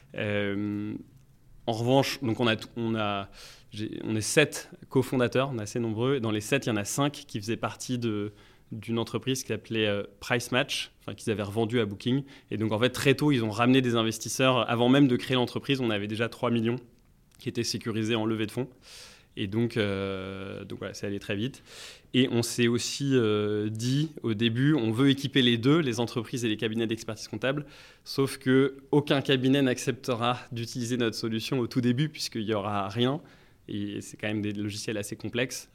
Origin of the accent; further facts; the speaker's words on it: Paris, Île-de-France, France; je suis parisien